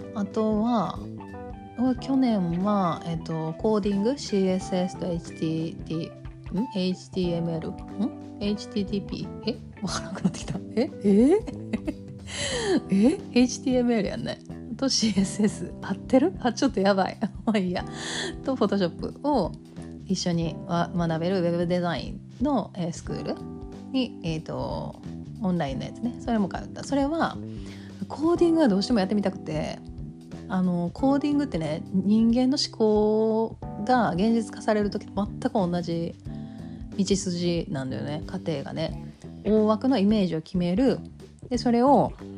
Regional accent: Kansai, Japan; accent: Kansai dialect

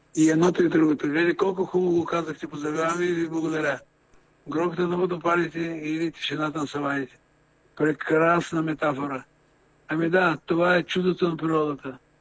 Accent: Burgas, Burgas Province, Bulgaria; moved away as an adult; also born or lived in Sofia; съм бургазлия, и понеже обичам моя град

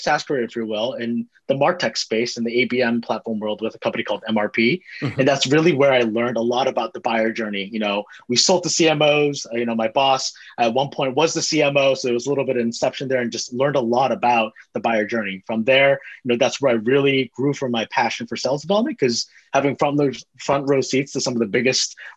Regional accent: Bay Area, Silicon Valley, California, United States; I grew up in the Bay Area, grew up in the heart of Silicon Valley, grew up down the street from Apple

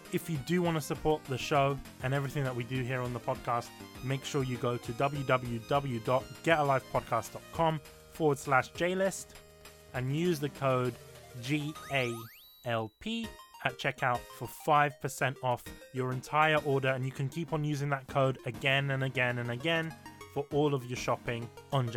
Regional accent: United Kingdom; I'm British and I was born here and I still can't speak English.

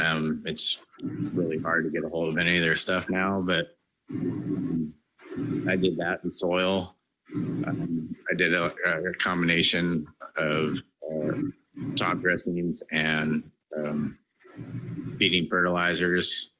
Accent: Washington, United States; I'm from Washington State

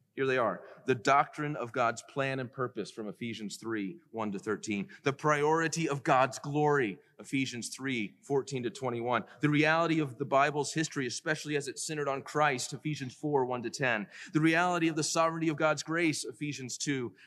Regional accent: Decatur, Georgia, United States; I was born in Decatur, Georgia

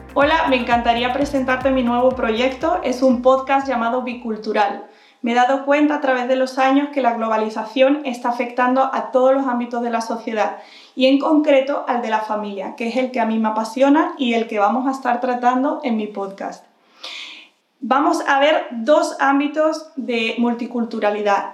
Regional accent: Spain; Yo nací en España, pero mis padres son de Estados Unidos.

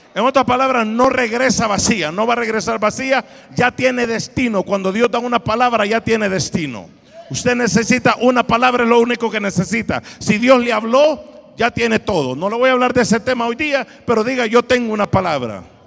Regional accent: Honduras; yo de Italia, ah no, perdón, de Honduras

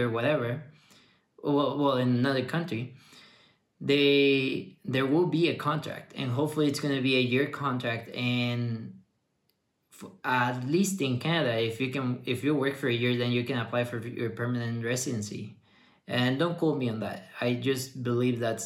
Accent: Mexico; moved away; also born or lived in Ottawa; I came back to Mexico

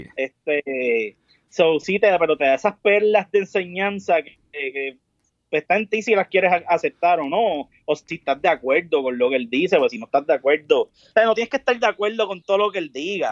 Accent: Caguas, Puerto Rico; also born or lived in San Juan; nací en San Juan, pero me crié en Caguas

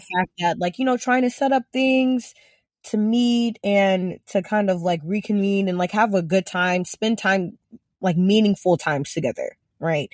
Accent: Ghana; growing up in Ghana

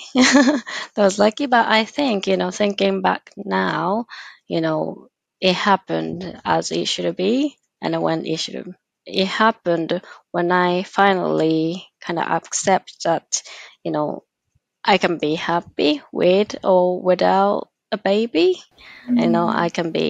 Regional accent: Japan; I'm from Japan.

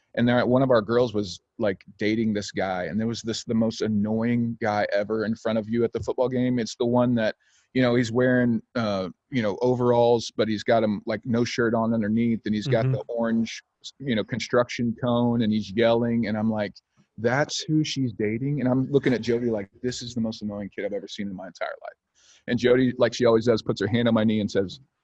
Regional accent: Oklahoma, United States; also born or lived in Illinois; now in Ventura, California, United States; I grew up in Oklahoma

